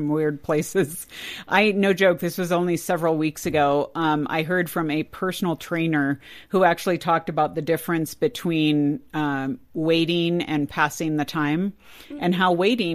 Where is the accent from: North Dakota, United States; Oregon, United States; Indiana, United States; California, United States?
California, United States; I grew up in California.